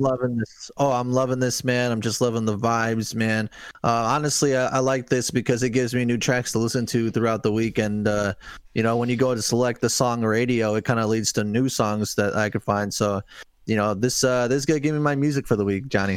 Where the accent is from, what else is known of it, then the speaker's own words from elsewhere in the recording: United States; as an American myself